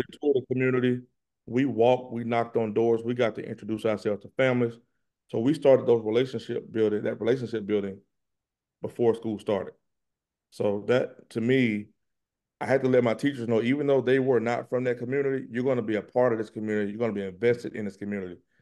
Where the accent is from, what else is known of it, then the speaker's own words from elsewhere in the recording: Pensacola, Florida, United States; moved away; also born or lived in Atlanta, Georgia; I'm from Pensacola, Florida